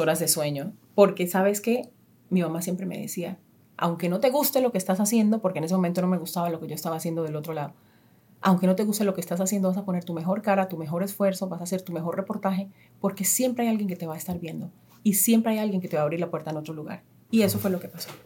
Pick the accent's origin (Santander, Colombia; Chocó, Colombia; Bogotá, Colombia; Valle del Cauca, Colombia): Chocó, Colombia; Istmina; moved away; Ismina, eh, el pueblo donde yo nací